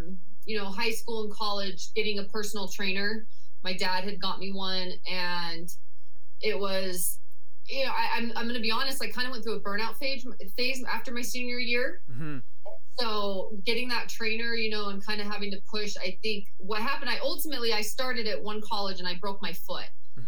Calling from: Scottsdale, Arizona, United States; I am joining you from sunny Scottsdale, Arizona.

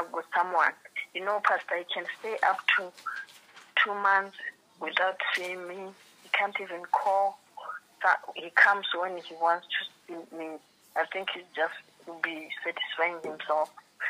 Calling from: Gaborone, Botswana; I'm calling from Botswana.

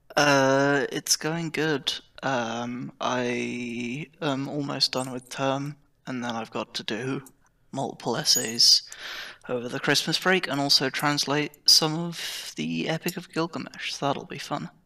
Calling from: Oxford, South East England, United Kingdom; I'm calling from, uh, Oxford United Kingdom

